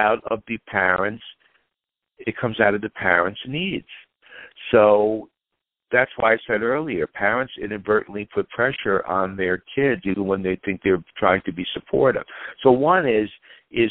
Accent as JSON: {"language": "English", "town": "Great Neck", "region": "New York", "country": "United States", "tie": "born or raised there", "also_born_or_lived": "Los Angeles", "moved": "yes", "said": "I grew up in Great Neck, Long Island, which is a very competitive, affluent community"}